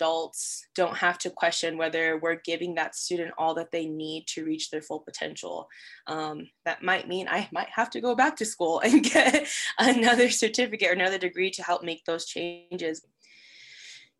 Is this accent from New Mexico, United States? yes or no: yes; Las Cruces, New Mexico, United States; moved away as an adult; also born or lived in Rio Rancho, New Mexico; I am originally from Las Cruces, New Mexico, but I've been living in the Rio Rancho, Albuquerque area for the last 6 to 7 years